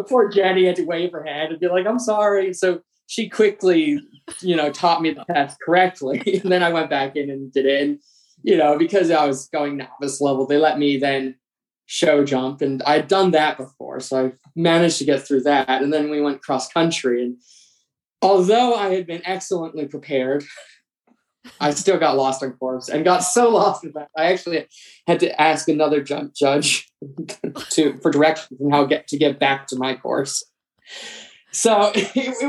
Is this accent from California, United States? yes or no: no; New York City, New York, United States; moved away; I grew up in New York City